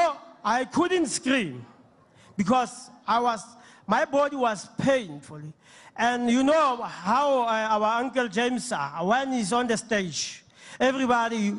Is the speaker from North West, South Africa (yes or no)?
yes; Ventersdorp, North West, South Africa; I'm coming from Ventersdorp